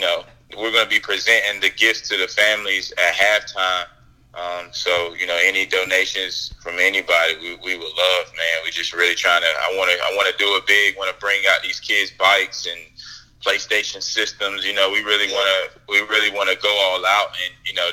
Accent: Wilson, North Carolina, United States; I am from Wilson, North Carolina originally

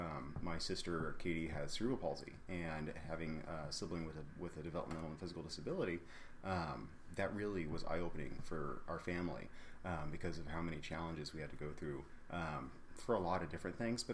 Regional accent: Kansas City, United States; I am a Kansas City native, born and raised.

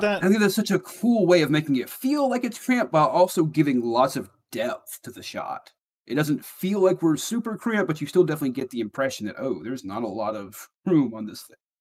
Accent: Alabama, United States; my neck of the woods

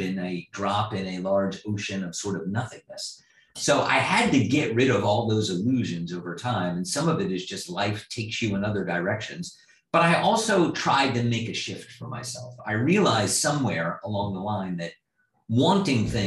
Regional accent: East Coast, United States; moved away as an adult; now in Midwest, United States; I grew up in the East Coast.

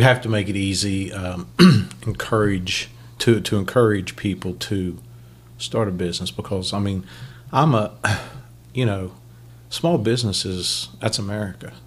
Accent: Ohio, United States; now in West Virginia, United States; I'm from Ohio, but I live in West Virginia.

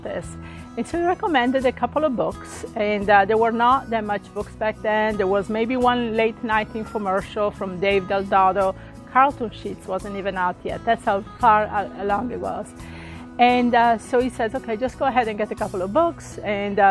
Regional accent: Italy; moved away as an adult; also born or lived in Hawaii / Midwest; now in Florida, United States; originally I came from Italy in 1985, and actually I was married to somebody in the army, and we got stationed in Hawaii

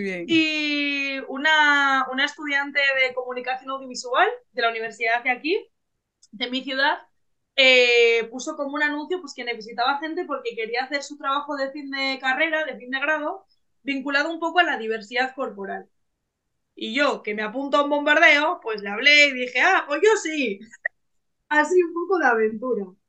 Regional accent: Bilbao, Basque Country, Spain; yo soy de Bilbao, del norte de España, y represento a Vizcaya

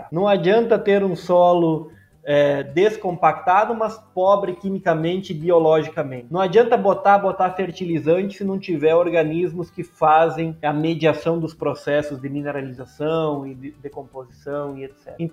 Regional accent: Erechim, Rio Grande do Sul, Brazil; eu sou natural de Erechim, eu fiz a minha formação básica na região, né?

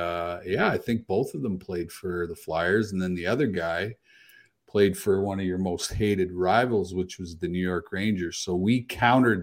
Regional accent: Manitoba, Canada; I grew up in Manitoba too

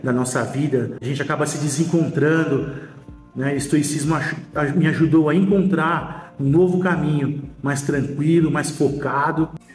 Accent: São Paulo, Brazil; sou de São Paulo, capital

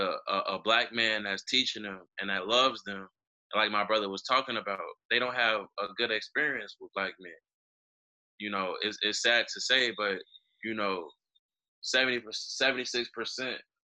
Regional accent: Chicago, Illinois, United States; as a young black man growing up in Chicago

